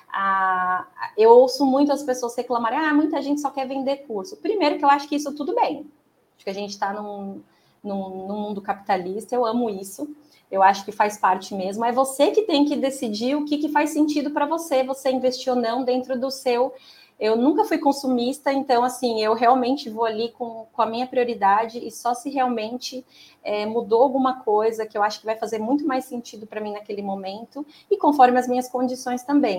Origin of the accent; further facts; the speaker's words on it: Americana, São Paulo, Brazil; Eu sou de Americana, é, de São Paulo, na região de Campinas